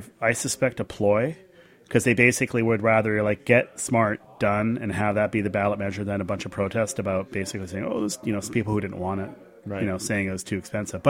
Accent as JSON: {"language": "English", "region": "California", "country": "United States", "said": "I go over and I walk into the bar, and I lead off with, \"Hi, I'm from California, and I have a strange question for you."}